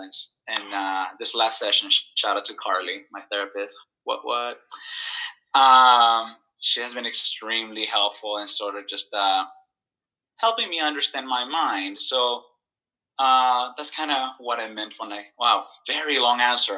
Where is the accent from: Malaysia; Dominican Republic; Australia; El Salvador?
El Salvador; I grew up in El Salvador, and uh, I went to the same school from uh, uh grade one to uh, grade 12th